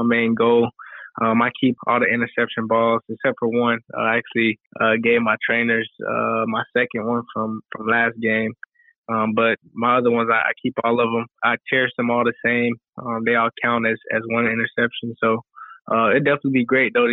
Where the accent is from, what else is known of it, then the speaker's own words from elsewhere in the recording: Roswell, Georgia, United States; moved away as an adult; also born or lived in Alabama; now in New York City, United States; I'm from Roswell. I went to school there.